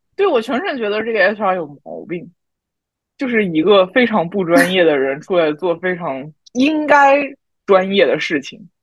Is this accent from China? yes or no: yes; southern China, China; 我们南方人就是没有这个习惯啊